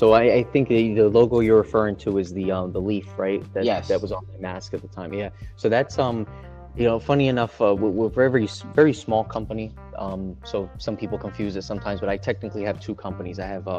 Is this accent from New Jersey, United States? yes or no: yes; Paterson, New Jersey, United States; also born or lived in Orlando, Florida; I'm from Paterson, New Jersey, and Paterson, a lot of people don't realize, was the first planned industrial city.